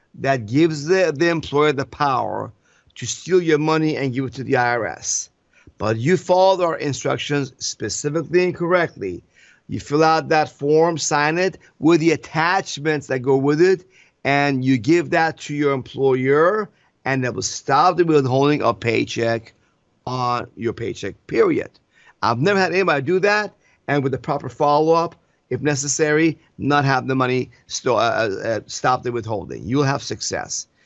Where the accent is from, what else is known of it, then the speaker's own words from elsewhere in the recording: Iran; now in United States; I came from Iran. We have no freedoms there